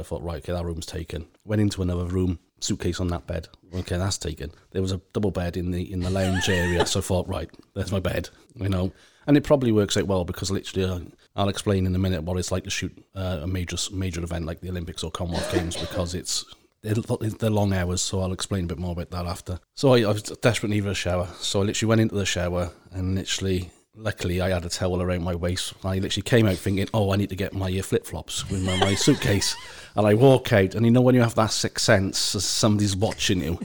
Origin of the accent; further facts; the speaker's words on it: Wales, United Kingdom; being Welsh